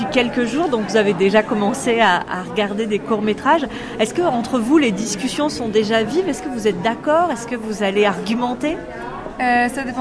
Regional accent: Brittany, France; je viens de Bretagne

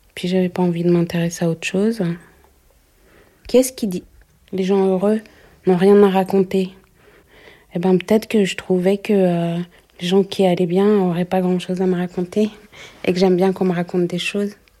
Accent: Paris, Île-de-France, France; J'ai grandi euh, à Belleville

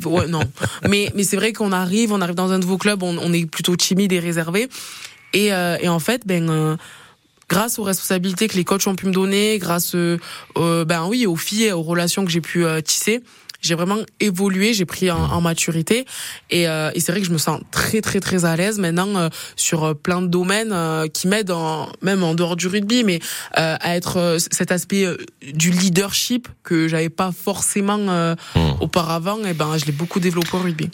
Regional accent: Perpignan, Occitania, France; moved away as an adult; now in Auvergne, France; je viens du sud, de Perpignan

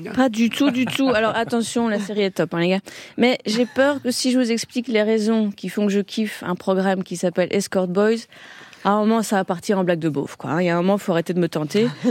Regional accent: Belgium; moi, je viens de Belgique

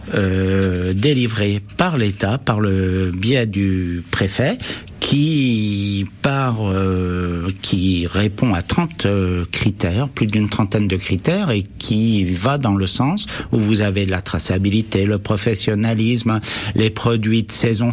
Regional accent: Brittany, France; also born or lived in Berry; now in Issoudun, France; je suis né en Bretagne

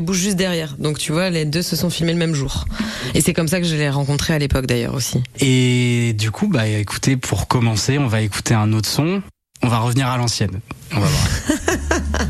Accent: Anglet, Nouvelle-Aquitaine, France; moved away as an adult; also born or lived in Bayonne / Paris / Tours / Detroit; Je suis né donc à Bayonne et j'ai grandi à Anglette, bah, de 0 à 18 ans et après je suis parti faire mes études euh, à Paris.

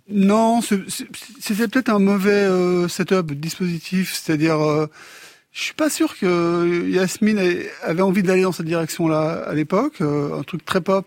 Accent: Afghanistan; je viens d'Afghanistan

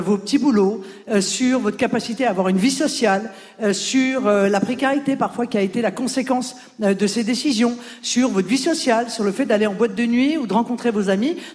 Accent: Grand Est, France; now in Paris, France; j'ai 21 ans. Je suis originaire des Vosges et j'étudie à Paris.

